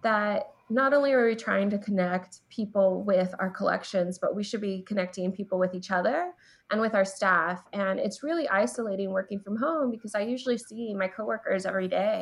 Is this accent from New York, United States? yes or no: no; Southern California, United States; now in Washington, D.C., United States; I'm originally from Southern California, and I'm Chicana, Mexican-American